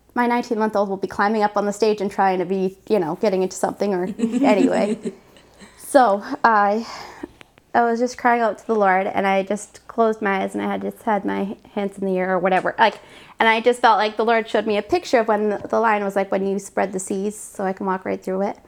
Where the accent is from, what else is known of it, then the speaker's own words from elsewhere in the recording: Canada; moved away; I'm Canadian, so we go up to Canada to visit my family for Canadian Thanksgiving